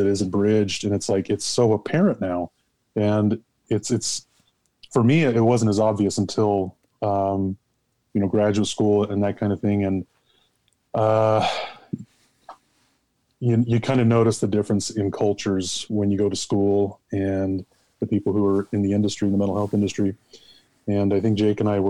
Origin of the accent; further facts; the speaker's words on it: Utah, United States; now in Nevada, United States; I was born and raised in Utah, raised as a Catholic kid